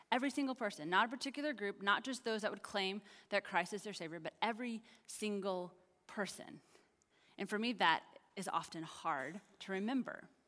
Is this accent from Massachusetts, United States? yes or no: no; Kansas, United States; now in Texas, United States; I'm from Kansas.